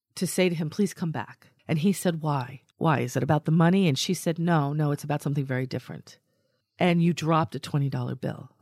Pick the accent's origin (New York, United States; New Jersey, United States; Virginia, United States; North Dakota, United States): New York, United States; I, I come from New York